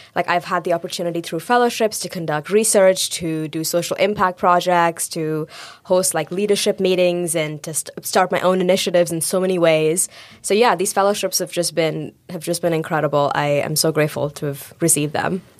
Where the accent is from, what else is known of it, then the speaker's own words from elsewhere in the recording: India; moved away; I grew up in India.